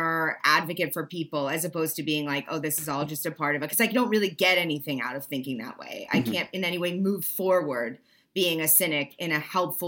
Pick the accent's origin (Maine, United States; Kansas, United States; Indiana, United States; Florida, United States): Maine, United States; I'm from Northern Maine